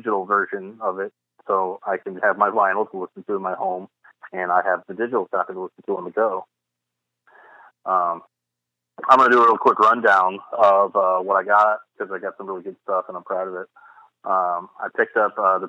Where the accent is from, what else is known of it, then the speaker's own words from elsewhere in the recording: St. Louis, Missouri, United States; moved away; my hometown of St. Louis